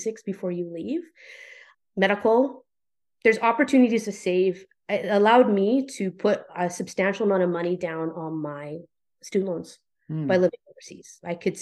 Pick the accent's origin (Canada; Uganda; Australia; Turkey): Canada; Vernon, British Columbia; moved away as an adult; If I had continued to live in Vernon, British Columbia, which I love as my hometown